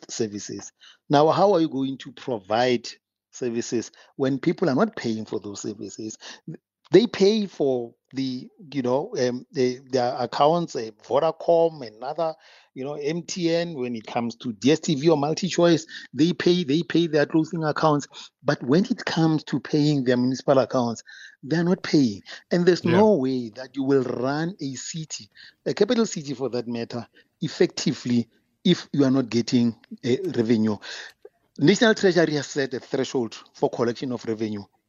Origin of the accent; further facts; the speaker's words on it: Pretoria, Gauteng, South Africa; I'm also from Tshwane. You know, my parents are also in Mabopane